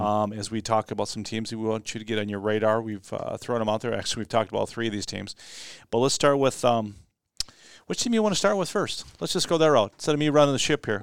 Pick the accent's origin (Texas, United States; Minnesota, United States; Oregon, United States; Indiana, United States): Minnesota, United States; Austin; my hometown team, the Austin Packers